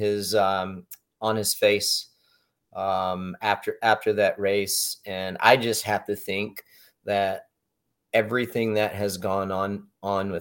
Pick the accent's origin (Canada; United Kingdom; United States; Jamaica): United States; born and raised in the States